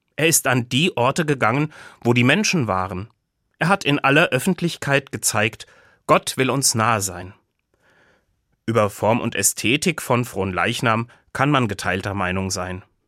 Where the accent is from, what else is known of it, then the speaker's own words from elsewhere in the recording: Buseck, Hesse, Germany; Zuhause in Busek wach werden, wo ich aufgewachsen bin. Dort, in Busek bei Gießen